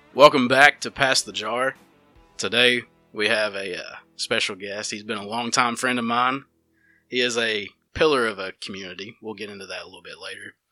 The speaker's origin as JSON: {"language": "English", "town": "Dora", "region": "Alabama", "country": "United States"}